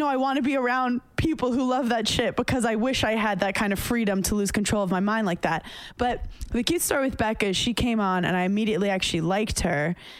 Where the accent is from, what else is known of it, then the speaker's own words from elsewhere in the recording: New York City, New York, United States; I came from Park Slope, Brooklyn